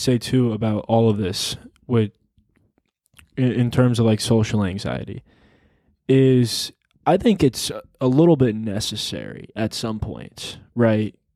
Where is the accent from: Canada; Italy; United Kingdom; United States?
United States; New York; also born or lived in Arizona; when I moved from Arizona to New York